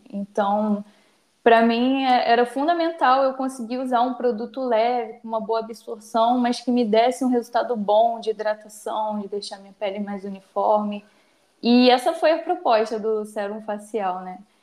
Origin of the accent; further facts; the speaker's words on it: Baixada Fluminense, Rio de Janeiro, Brazil; Sou estudante, cria da Baixada Fluminense